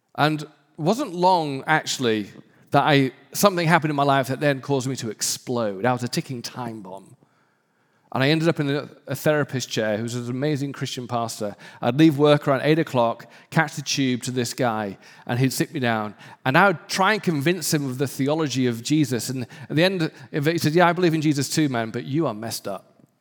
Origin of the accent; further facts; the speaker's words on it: United Kingdom; I'm British